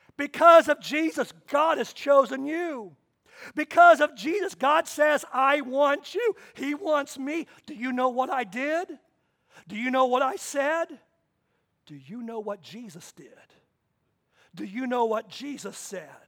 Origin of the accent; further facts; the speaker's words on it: Kansas, United States; I was born in Kansas.